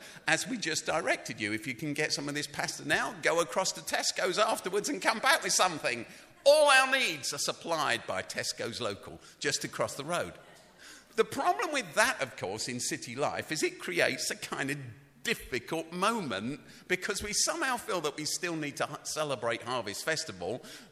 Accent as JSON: {"language": "English", "region": "London", "country": "United Kingdom", "tie": "born or raised there", "said": "I grew up in London. I grew up in the city."}